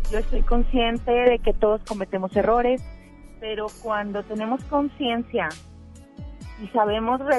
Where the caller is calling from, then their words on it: San Nicolás de los Garza, Nuevo León, Mexico; Estoy hablando aquí de San Nicolás, de los Garza, Nuevo León.